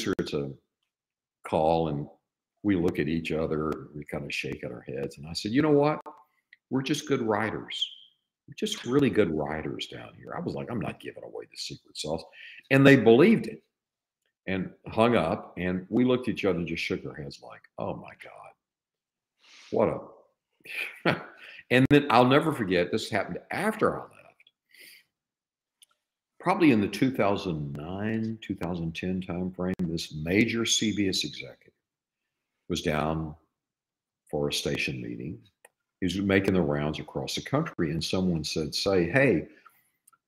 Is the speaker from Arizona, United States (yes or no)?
no; East Texas, United States; I grew up in East Texas